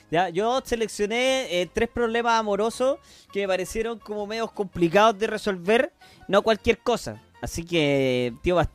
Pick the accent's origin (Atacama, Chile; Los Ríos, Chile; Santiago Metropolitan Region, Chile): Santiago Metropolitan Region, Chile; Maipú; me enganché la mina y yo solo soy un weón de Maipú.